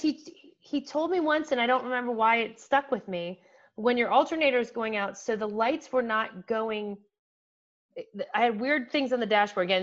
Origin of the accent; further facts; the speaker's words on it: Canton, Ohio, United States; a local school Malone University which is in my hometown